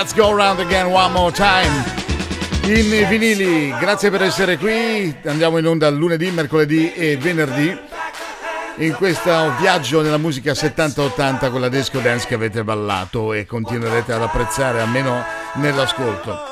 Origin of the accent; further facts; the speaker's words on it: Liguria, Italy; sono ligure. L'unica sfiga che ci può capitare in Liguria d'estate è avere il tempo brutto